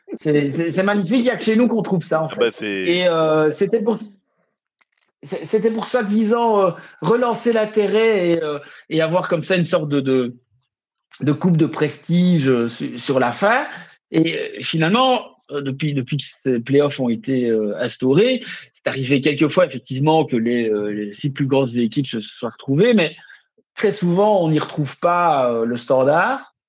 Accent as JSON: {"language": "French", "town": "Liège", "region": "Wallonia", "country": "Belgium", "said": "chez nous à Liège"}